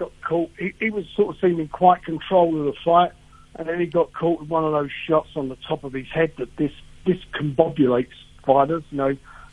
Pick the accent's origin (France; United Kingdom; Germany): United Kingdom; as a British guy